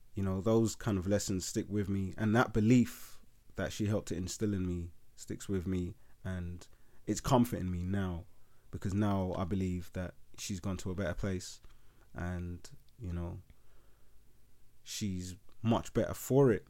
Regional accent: London, United Kingdom; so we were born and raised in Leytonstone

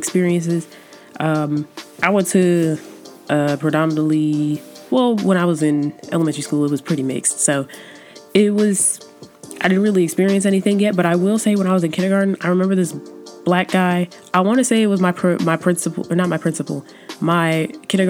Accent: Georgia, United States; accent: Southern; I've come in full circle of my Southern roots, and I accept the fact that I'm from Georgia, and I accept the fact that sometimes my accent's going to come out

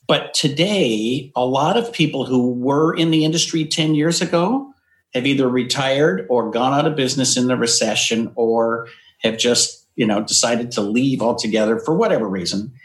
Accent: Yakima, Washington, United States; also born or lived in North Dakota; now in California, United States; I was born in North Dakota, but moved, I think I was three, we moved to Washington State. So I was okay. raised in, in Eastern Washington in a town called Yakima

